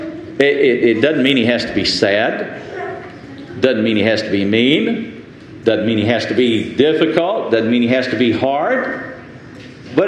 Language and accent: English; Lubbock, Texas, United States; moved away as an adult; the church that I grew up in Lubbock, Texas